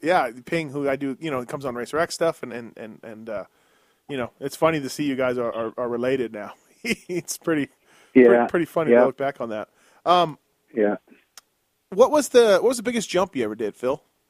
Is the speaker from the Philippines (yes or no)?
no; Canada; me being Canadian